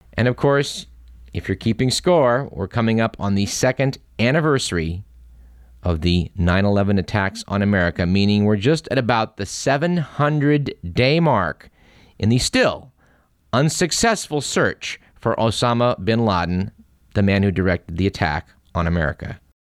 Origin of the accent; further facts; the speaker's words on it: Bay Area, California, United States; also born or lived in Davis, California; I grew up in the Bay Area when the Bay Area had farms.